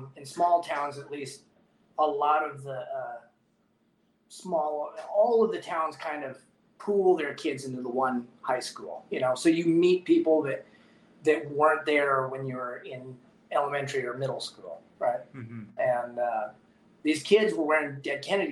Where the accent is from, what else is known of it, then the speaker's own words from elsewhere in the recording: Port Angeles, Washington, United States; moved away as an adult; also born or lived in Portland, Oregon; now in Prescott, United States; where I grew up is in Port Angeles Squim area. That's on the Olympic Peninsula